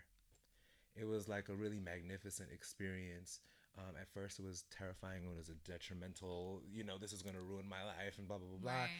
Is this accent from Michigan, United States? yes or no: no; New York City, New York, United States; I'm from Brooklyn, but my family is Jamaican